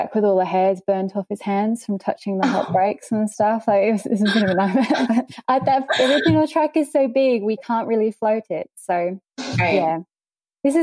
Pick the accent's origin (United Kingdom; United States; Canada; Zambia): United Kingdom; England; now in Cairns, Australia; I'm not actually Australian. I'm English